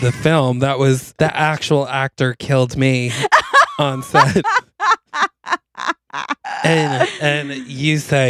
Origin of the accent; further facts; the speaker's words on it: Albany, New York, United States; accent: Albany; Which I kind of already have, I think, because it's an Albany accent also.